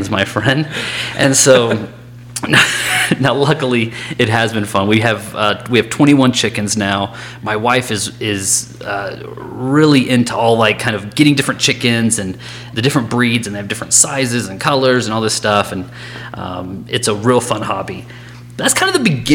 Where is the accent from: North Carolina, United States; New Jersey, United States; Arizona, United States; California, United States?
North Carolina, United States; Raleigh; moved away; I grew up in Raleigh, North Carolina